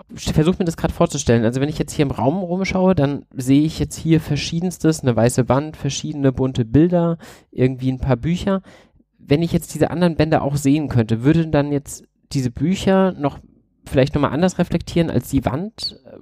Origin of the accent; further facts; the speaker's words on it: Bad Vilbel, Hesse, Germany; ich komme aus Bad Vilbel, nähe dem Frankfurter Flughafen